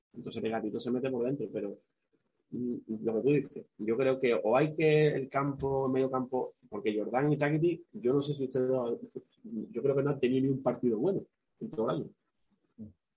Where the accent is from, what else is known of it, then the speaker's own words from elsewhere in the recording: Seville, Andalusia, Spain; moved away as an adult; also born or lived in Eibar; somos sevillanos